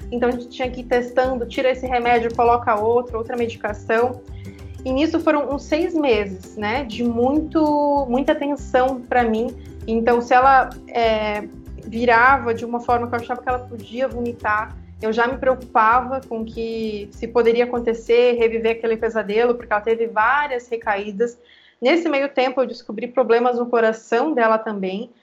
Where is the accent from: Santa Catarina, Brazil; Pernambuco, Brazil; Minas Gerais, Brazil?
Santa Catarina, Brazil; Joinville; moved away as an adult; also born or lived in São Paulo; hoje eu tô em Joinville, Santa Catarina, que é minha cidade natal